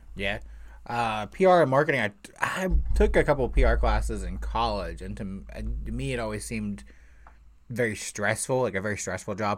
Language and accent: English; Indiana, United States; I was born and raised here in Indiana